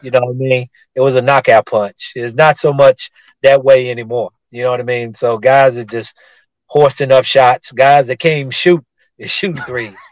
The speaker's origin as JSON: {"language": "English", "town": "Tulsa", "region": "Oklahoma", "country": "United States", "tie": "born or raised there", "said": "my hometown of Tulsa, Oklahoma"}